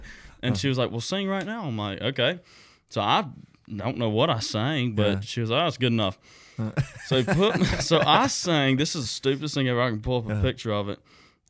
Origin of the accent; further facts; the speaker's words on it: Milledgeville, Georgia, United States; growing up, you know, Milledgeville, which is a smaller, you know